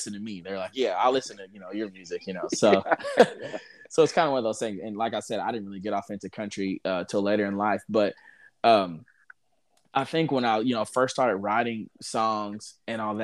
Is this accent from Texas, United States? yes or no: yes; Houston, Texas, United States; I was born in Houston, and so growing up, we listened to a lot of like Houston, like a lot of rap